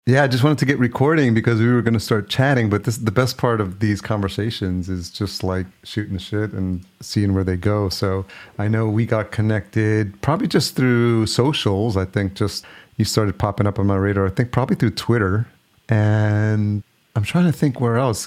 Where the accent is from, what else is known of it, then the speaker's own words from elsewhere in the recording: New York, United States; moved away; also born or lived in Los Angeles; I grew up in New York. So grew up with the cold.